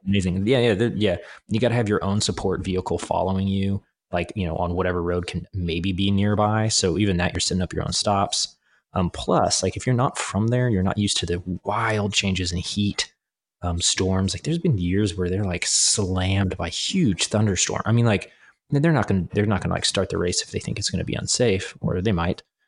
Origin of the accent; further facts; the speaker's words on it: Kansas, United States; I'm from Kansas, from the, the prairie area, and then it's right next to the Flint Hills